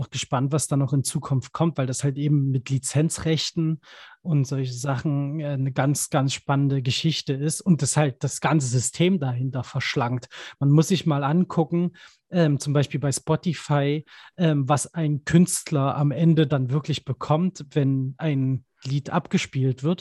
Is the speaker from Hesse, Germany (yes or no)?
no; Dresden, Saxony, Germany; ich bin gebürtiger Dresdner, da gibt es immer die Elbfestspiele